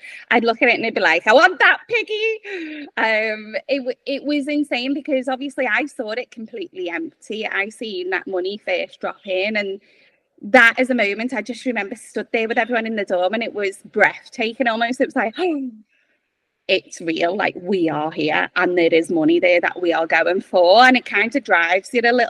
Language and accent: English; Liverpool, North West England, United Kingdom; accent: Scouse; as you can tell, I'm from Liverpool. I grew up in Highton.